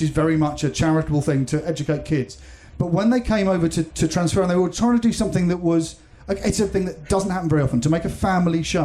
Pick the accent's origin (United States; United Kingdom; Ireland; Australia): United Kingdom; growing up as a British person